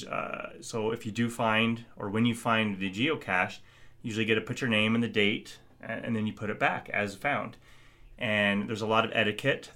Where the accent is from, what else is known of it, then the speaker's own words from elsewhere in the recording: Iowa, United States; moved away as an adult; now in Nebraska, United States; I'm from Iowa.